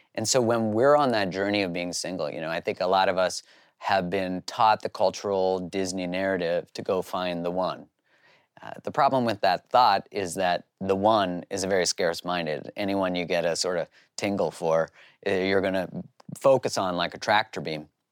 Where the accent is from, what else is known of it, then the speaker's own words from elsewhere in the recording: Canada; I grew up in Canada.